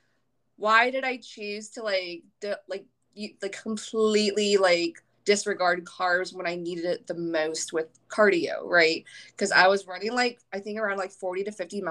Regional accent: Virginia, United States; now in San Diego, United States; I'm from Virginia, which is the complete opposite side of the country. So pretty far from home.

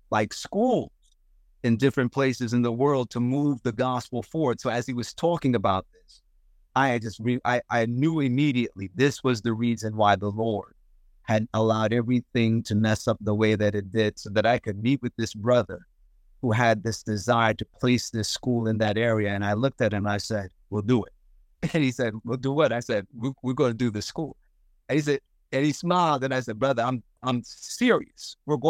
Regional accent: Zimbabwe; I would love to start a school in the village that I grew up in Zimbabwe

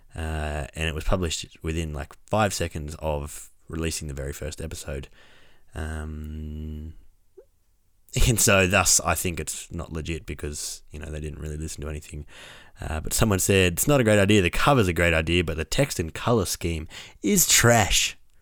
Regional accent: Orange, New South Wales, Australia; I'm walking around my hometown

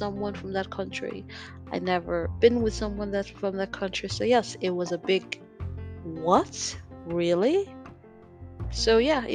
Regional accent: Denmark; I'm gonna spoil where I'm from. I grew up in Denmark

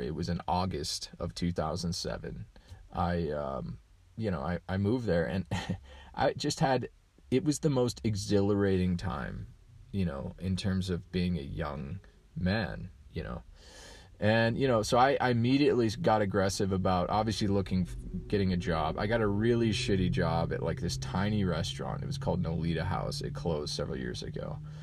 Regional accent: Colorado, United States; I grew up in Colorado

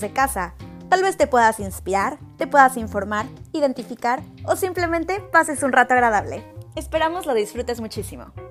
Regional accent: Mexico; moved away as an adult; now in Germany; a mí como mexicana

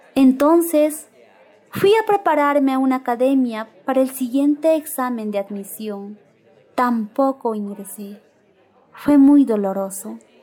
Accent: San Agustín, Echarati district, La Convención province, Cusco, Peru; Yo soy de la comunidad de San Agustín, del distrito de Charati, de la provincia de la Convención, del departamento del Cusco

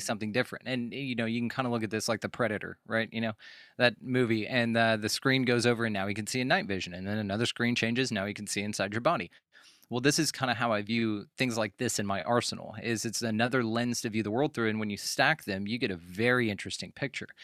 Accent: Texas, United States; growing up in Texas

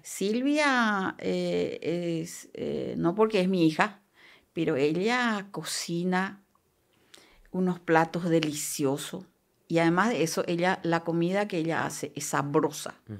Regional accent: Coronel Oviedo, Caaguazú, Paraguay; born or raised there; also born or lived in Itayurú, Misiones, Paraguay; now in La Paloma, Paraguay

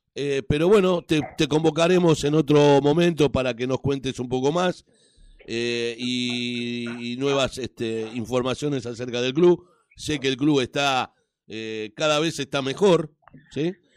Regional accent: Avellaneda, Buenos Aires Province, Argentina; yo soy un hombre de Sud, del barrio de Docsud

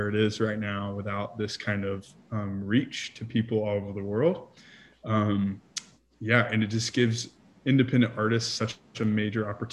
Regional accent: Montgomery, Alabama, United States; moved away as an adult; also born or lived in Niceville, Florida; now in Nashville, United States; originally, I'm from a little town called Montgomery, Alabama. And then, so I lived there for 22 years

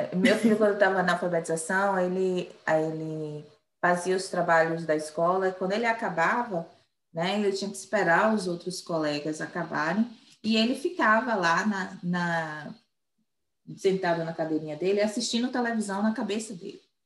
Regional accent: Bahia, Brazil; moved away as an adult; now in United States; eu sou brasileira, baiana

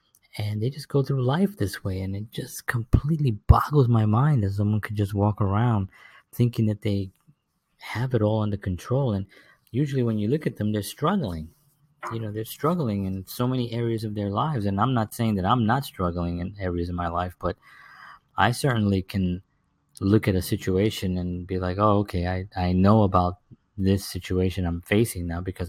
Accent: New York City, New York, United States; back in when I was growing up in the South Bronx, there was really very little, it just seemed like survival just seemed to be the only order

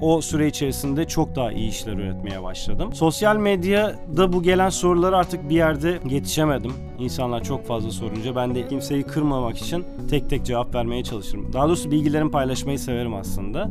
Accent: Adana, Turkey; Adana'da 1982 yılında doğdum. Bütün eğitim öğretim hayatımı da burada geçirdim

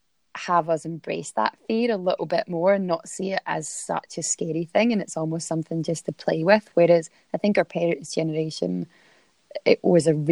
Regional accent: Scotland, United Kingdom; moved away as an adult; now in Melbourne area, Australia; I'm obviously Scottish

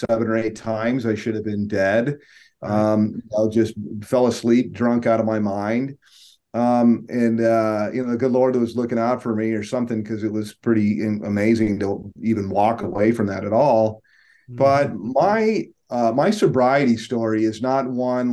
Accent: Tucson, Arizona, United States; I grew up in Tucson

